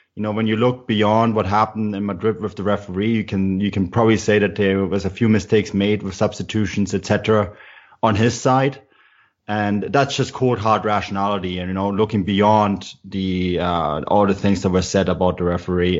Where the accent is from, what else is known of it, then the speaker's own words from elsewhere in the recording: Munich, Bavaria, Germany; now in Canada; I'm actually born and raised in Munich